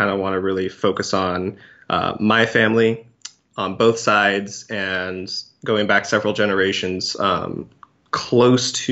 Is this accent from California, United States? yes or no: yes; California, United States; born there; I was born in Cali. I still have family there.